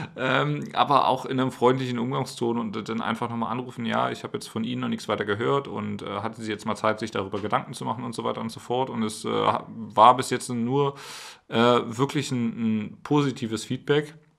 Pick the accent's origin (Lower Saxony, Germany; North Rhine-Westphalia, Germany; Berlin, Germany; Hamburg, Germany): Berlin, Germany; moved away; ich komme ja aus Berlin und habe schon an, an vielen, also an einigen Orten Deutschlands gelebt